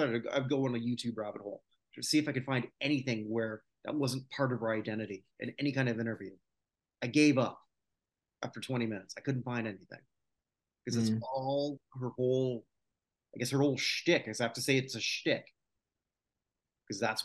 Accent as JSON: {"language": "English", "country": "Canada", "said": "as a Canadian"}